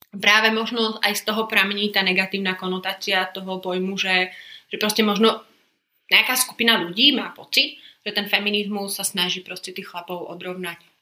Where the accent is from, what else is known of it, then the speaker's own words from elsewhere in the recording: Košice, Košice Region, Slovakia; also born or lived in London; Milujem Bratislavu, milujem Prahu, ale Košice sú domov. Vyrastala som tu a som rada